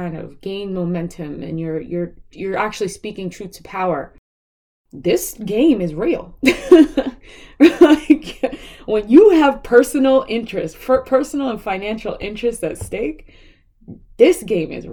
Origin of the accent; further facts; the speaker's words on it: New York City, New York, United States; I was raised in Brooklyn, so we lived in Brooklyn Heights